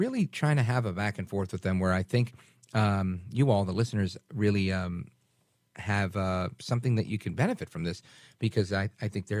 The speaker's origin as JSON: {"language": "English", "town": "New York City", "region": "New York", "country": "United States", "tie": "born or raised there", "moved": "yes", "lives_now": "New Jersey, United States", "said": "my parents were born in Puerto Rico. I grew up in Brooklyn and live in Jersey now"}